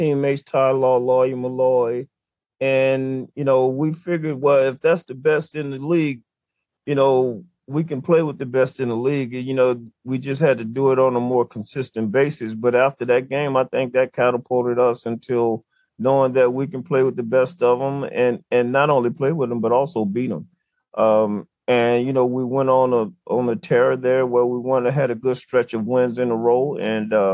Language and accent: English; New Orleans, Louisiana, United States; my hometown of New Orleans